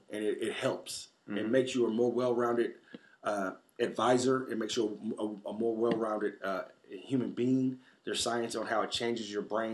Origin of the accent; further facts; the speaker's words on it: Tulsa, Oklahoma, United States; And I say, from Tulsa, Oklahoma.